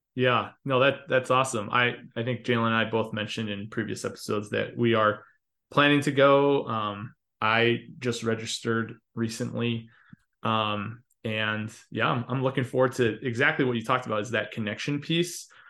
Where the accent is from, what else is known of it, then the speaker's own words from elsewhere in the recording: Chicago, Illinois, United States; moved away; I grew up attending CCUC in Chicago